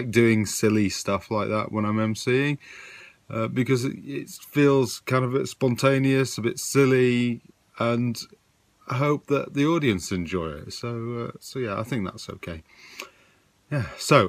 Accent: Yorkshire and the Humber, United Kingdom; So it's about me being a Yorkshireman, but I'm not really working class anymore.

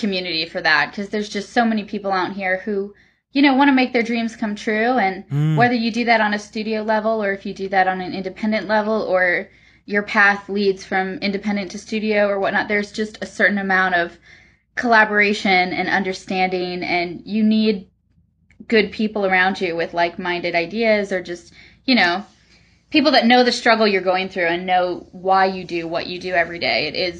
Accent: Wisconsin, United States; I'm originally from Wisconsin, and usually June is just a beautiful month.

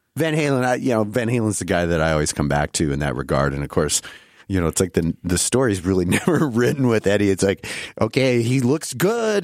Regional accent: Iowa, United States; moved away; a newsstand in my in my hometown.

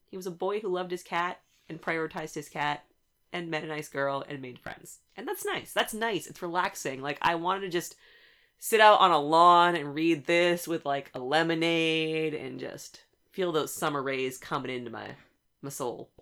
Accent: West Coast, United States; I am from the West Coast

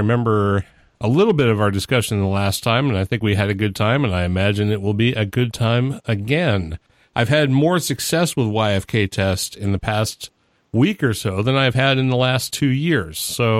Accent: New England, United States; now in US South; I was born and raised in New England. I moved down here 14 years ago, and it rubbed off pretty quick, apparently.

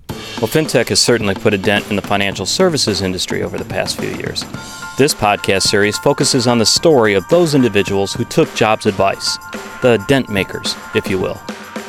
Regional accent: Detroit, Michigan, United States; so I grew up in Detroit, so we have like Ypsilanti, Michigan. We have Greek town in Detroit. I grew up eating baklava and everything else.

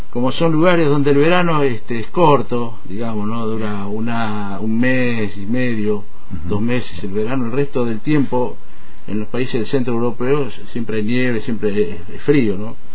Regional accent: Argentina; moved away as an adult; now in Switzerland; ya estando viviendo en Suiza, yo me fui en el año 81 de Argentina. Bueno, después regresé al 82, pasó todo lo de Malvinas y todo el drama

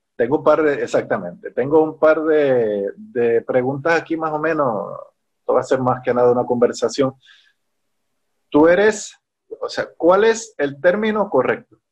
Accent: Puerto Rico; soy un trompetista de Puerto Rico

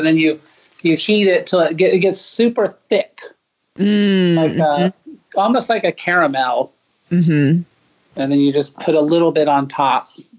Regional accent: United States; moved away as an adult; also born or lived in Japan; my grandparents were born in England. My parents were born in Canada. I was born in the United States.

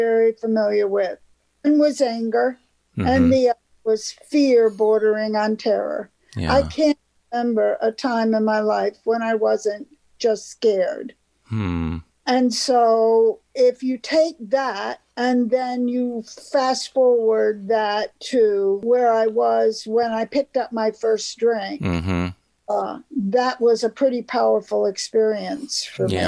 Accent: Thousand Islands, New York-Canadian border, United States; moved away as an adult; also born or lived in Florida / Chicago / Memphis; I grew up on the New York-Canadian border in a resort area called the Thousand Islands.

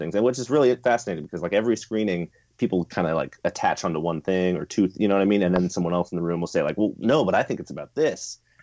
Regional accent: Chapel Hill, North Carolina, United States; I grew up in Chapel Hill, Durham area

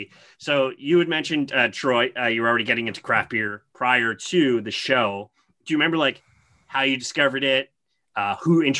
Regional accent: Canada; I'm kind of jealous as a Canadian.

